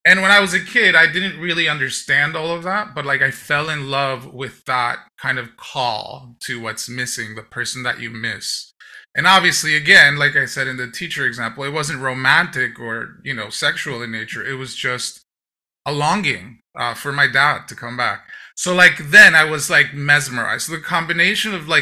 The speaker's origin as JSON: {"language": "English", "country": "Dominican Republic", "tie": "born or raised there", "moved": "yes", "lives_now": "New York, United States", "said": "Then I grew up in the Dominican Republic."}